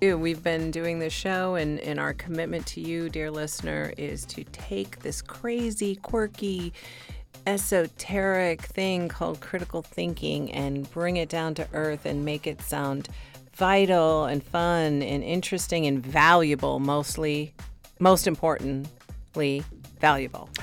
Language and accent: English; Michigan, United States; accent: Michigan; my Michigan accent